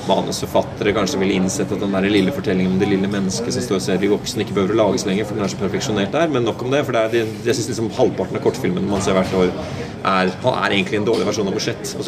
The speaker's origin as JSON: {"language": "Norwegian", "country": "Norway", "tie": "born or raised there", "said": "jeg vokste opp i Norge"}